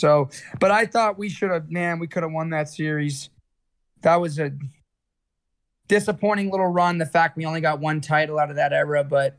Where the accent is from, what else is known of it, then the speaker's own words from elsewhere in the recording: Massachusetts, United States; moved away; I'm obviously from Massachusetts. I have a lot of ties, a lot of connections back there